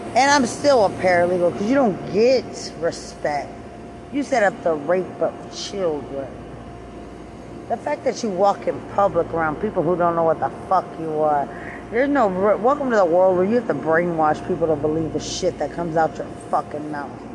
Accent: Lubbock, Texas, United States; I'm from Lubbock.

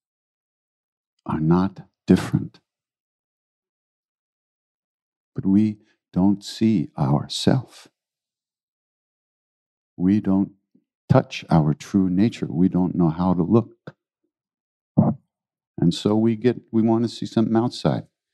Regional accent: New York City, New York, United States; I was born in New York City

